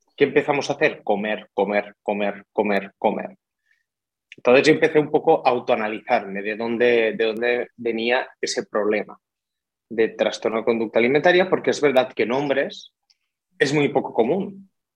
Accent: Tortosa, Catalonia, Spain; moved away as an adult; now in Barcelona, Spain; soy de Tortosa, sur de Cataluña, pero me vine aquí a Barcelona a estudiar el grado universitario

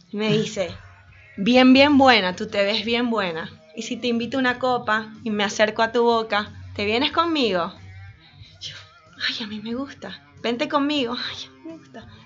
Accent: Venezuela; yo vengo de Venezuela y me sé muchas otras canciones, escuchamos otra cosa distinta, pero en Argentina es otra cosa.

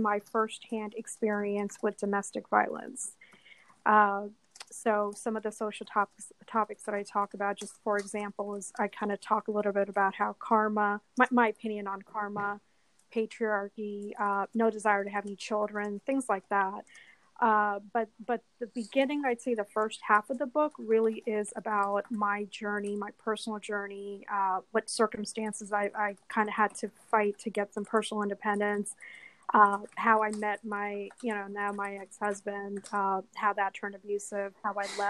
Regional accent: Washington, District of Columbia, United States; moved away as an adult; also born or lived in New York City; I moved back to the DC area

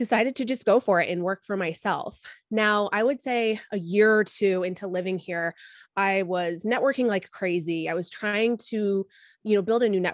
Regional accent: United States; moved away as an adult; also born or lived in New York; now in London, United Kingdom; I'm an American living in London. I've been over here for 5 years

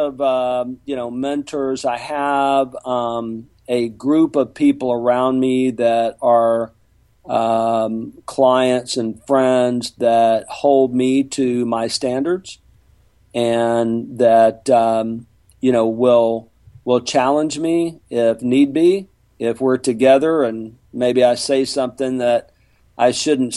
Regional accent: Mobile, Alabama, United States; moved away as an adult; now in Houston, United States; I'm from Mobile, Alabama

